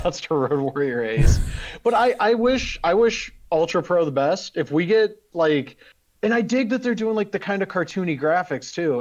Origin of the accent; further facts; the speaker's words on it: Western Ohio, United States; I'm from Western Ohio